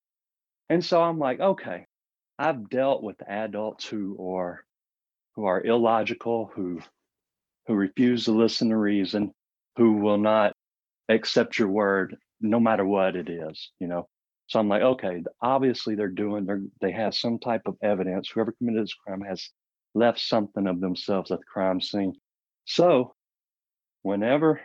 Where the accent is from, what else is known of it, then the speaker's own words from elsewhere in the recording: Marion, Arkansas, United States; also born or lived in Memphis, Tennessee; we moved from Memphis to Marion